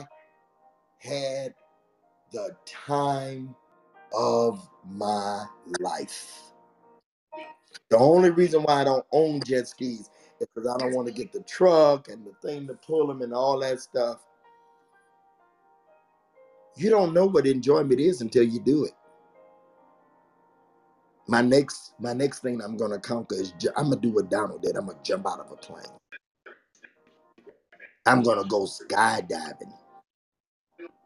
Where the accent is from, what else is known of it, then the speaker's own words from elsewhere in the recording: Detroit, Michigan, United States; my hometown, Detroit.